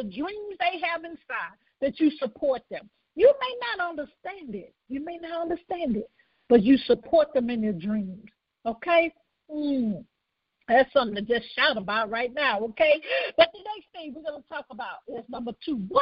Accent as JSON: {"language": "English", "town": "Birmingham", "region": "Alabama", "country": "United States", "tie": "born or raised there", "also_born_or_lived": "Conyers, Georgia", "said": "I was born in Birmingham, Alabama"}